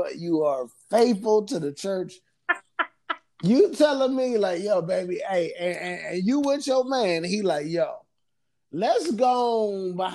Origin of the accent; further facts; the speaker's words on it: Cleveland, Ohio, United States; I'm from Cleveland, Ohio